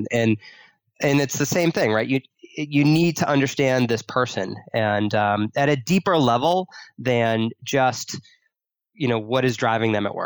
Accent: Boston, Massachusetts, United States; I grew up in Boston

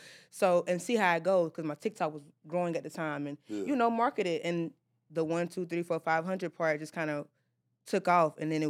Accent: the South, United States; But again, like, I'm from the South, so, like, y'all minimum wage right here is what they get.

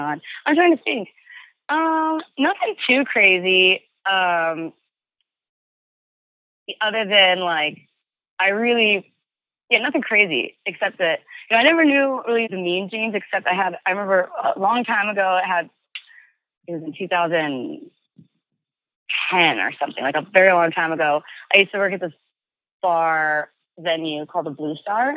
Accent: Southern California, United States; we've growing up in Southern California

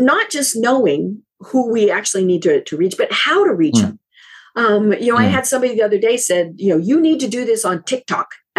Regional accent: Colorado, United States; I'm from Colorado, where Coors beer is

